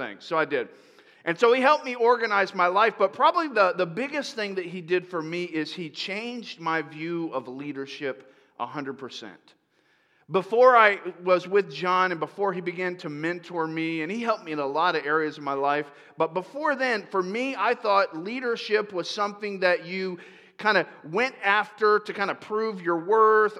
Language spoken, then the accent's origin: English; Tampa, Florida, United States; moved away as an adult; also born or lived in upstate New York; now in Marysville area, United States; I grew up in Tampa.